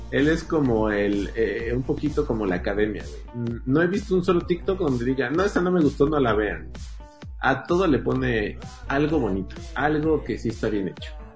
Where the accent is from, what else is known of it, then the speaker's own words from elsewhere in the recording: Mexico; como mexicanos